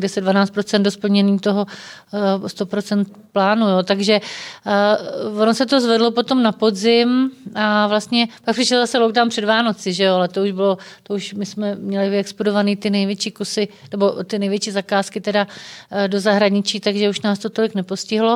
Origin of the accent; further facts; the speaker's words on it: Czechia; jsme prostě Češi, že jsme na to hrdí, že jsme vlastenci